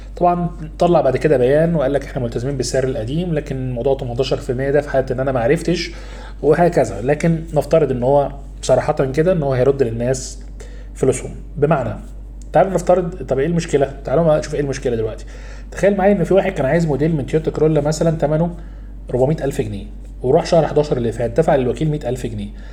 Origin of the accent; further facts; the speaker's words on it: Egypt; إحنا كمصريين